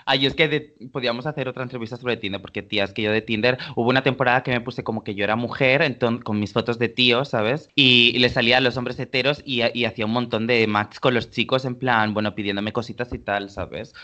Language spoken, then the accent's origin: Spanish; Valencia, Valencian Community, Spain; born or raised there; now in Barcelona, Spain